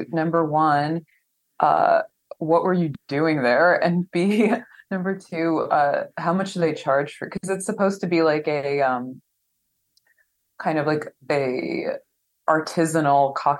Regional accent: New Jersey, United States; I'm from New Jersey

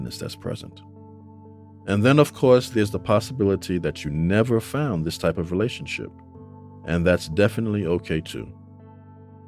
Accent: New York City, New York, United States; now in North Carolina, United States; We grew up together in the Bronx

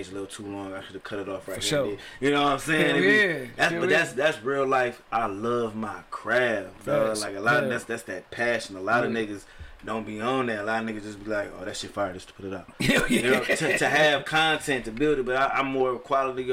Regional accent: Louisiana, United States; accent: southern; moved away; also born or lived in Detroit; coming up in Louisiana

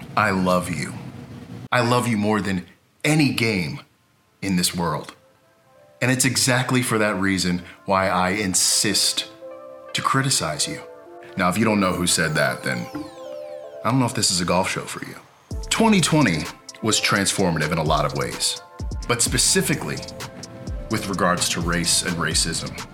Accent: Sicklerville, New Jersey, United States; also born or lived in Voorhees, New Jersey / Willingboro, New Jersey; now in West Hollywood, United States; I was born in Voorhees, raised mostly in Sicklerville, and high school and on

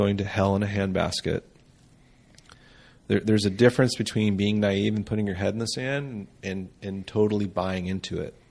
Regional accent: United States; I'm an American raised with Judeo-Christian values

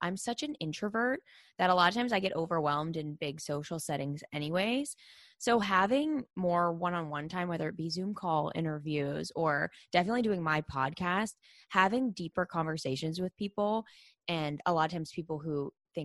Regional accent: Pittsburgh, Pennsylvania, United States; I grew up in Pittsburgh, Pennsylvania

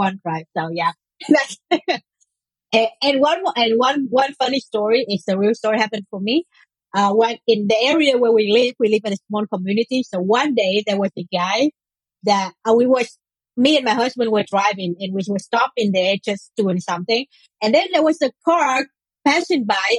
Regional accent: Israel; I'm also from Israel, but I'm living a bit in the north.

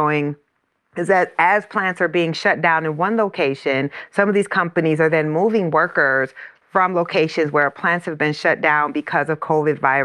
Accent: Iowa, United States; the plant in my hometown is in Iowa

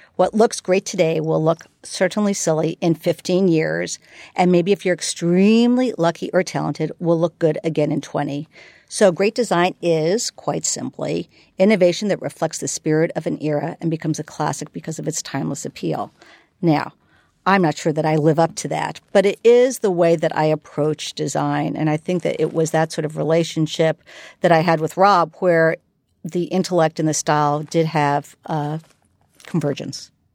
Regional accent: New York, United States; moved away as an adult; now in San Francisco, United States; growing up in New York

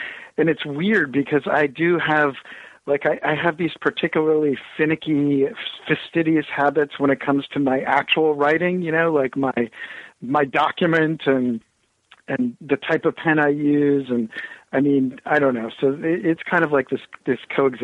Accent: Bloomington, Indiana, United States; also born or lived in Ohio; now in New Hampshire, United States; I'm actually from the Midwest, originally born in Ohio, and then, you know, my first conscious years were in Bloomington, Indiana.

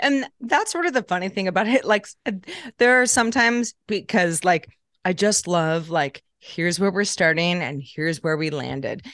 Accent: Sebastopol, California, United States; I grew up in, uh, Northern California, um, in a small town called Sebastopol

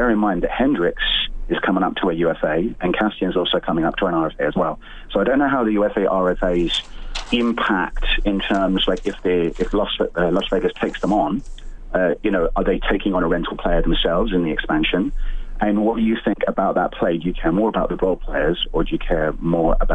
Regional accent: England, United Kingdom; accent: British; also born or lived in Winnipeg, Canada; now in Edmonton, Canada; I grew up in England, and so I got to discover hockey when I came over here

